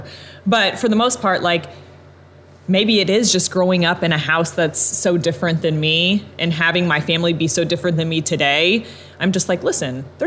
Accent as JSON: {"language": "English", "town": "Evansville", "region": "Indiana", "country": "United States", "tie": "born or raised there", "said": "I've been born and raised in Evansville my entire life."}